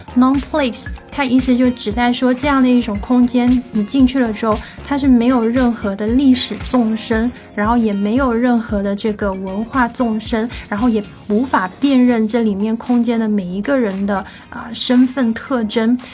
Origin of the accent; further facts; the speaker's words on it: Shenzhen, Guangdong, China; 我小时候是住在离这个东门老街非常非常远的一个地方